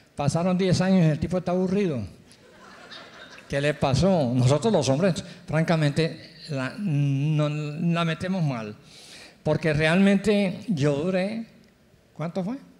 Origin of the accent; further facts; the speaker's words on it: Cali, Valle del Cauca, Colombia; moved away; also born or lived in Barranquilla; yo nací en Cali, ah, soy bayuno